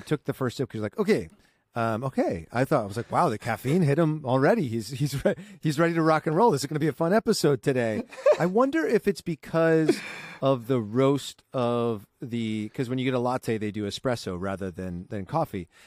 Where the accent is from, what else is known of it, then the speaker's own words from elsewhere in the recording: Southern California, United States; I grew up in Southern California